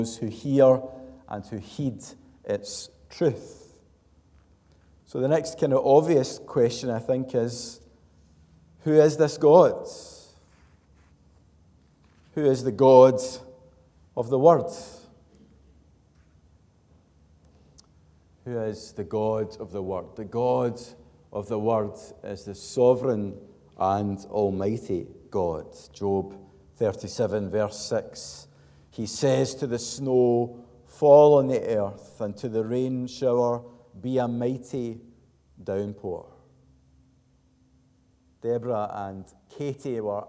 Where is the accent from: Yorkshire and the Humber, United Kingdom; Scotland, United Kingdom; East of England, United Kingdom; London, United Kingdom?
Scotland, United Kingdom; Glasgow; a Glaswegian